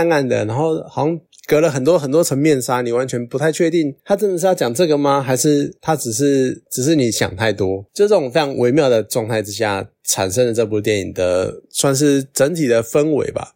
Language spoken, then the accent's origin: Chinese; Taiwan; 像台湾，在台湾出出生的那些人，我们一出生很自然而然的，我们就会拿到中华民国国籍